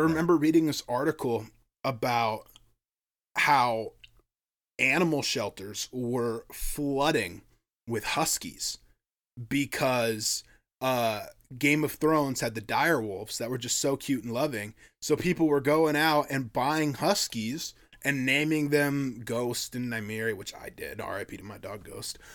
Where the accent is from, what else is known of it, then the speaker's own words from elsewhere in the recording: Sitka, Alaska, United States; they describe my hometown as a drinking town with a fishing problem